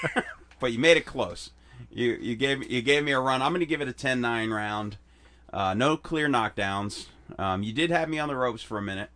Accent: Chicago, Illinois, United States; moved away; We used to fist fight in where I grew up in Chicago

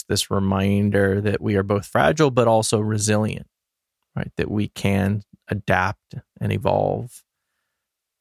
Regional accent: Los Angeles, California, United States; I grew up here in Los Angeles

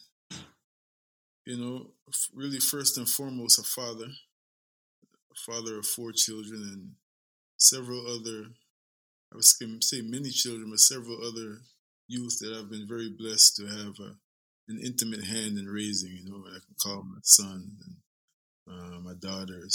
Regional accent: Guyana; I am a son of the soil. I'm from Guyana, South America.

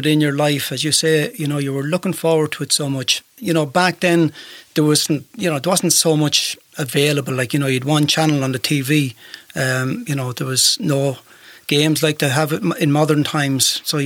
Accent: Clara, Offaly, Ireland; So I was the only one who was actually born in Offaly

